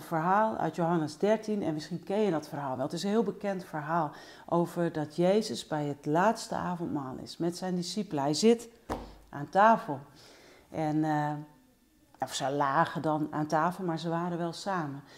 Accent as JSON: {"language": "Dutch", "country": "Netherlands"}